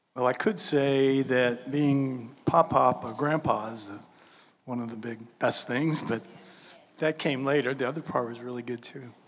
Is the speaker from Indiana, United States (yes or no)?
no; New Orleans, Louisiana, United States; I was born and raised in New Orleans, Louisiana.